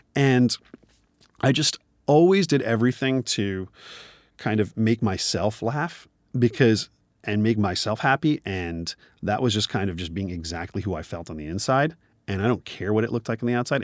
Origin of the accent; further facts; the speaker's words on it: New Jersey, United States; moved away as an adult; also born or lived in Nigeria; now in Los Angeles, United States; I am a Nigerian born Indian man, grew up in New Jersey, uh, living out in Los Angeles